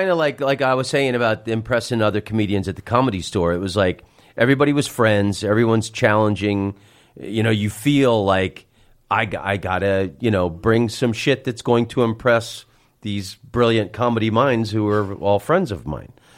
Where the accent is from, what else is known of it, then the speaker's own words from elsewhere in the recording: Orlando, Florida, United States; moved away as an adult; also born or lived in San Francisco; I'm from Orlando, Florida